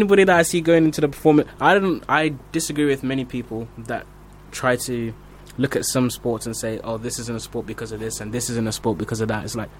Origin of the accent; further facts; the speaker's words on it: Basildon, East of England, United Kingdom; moved away; also born or lived in Grays; I was born in Basildon and lived in Grays for a year.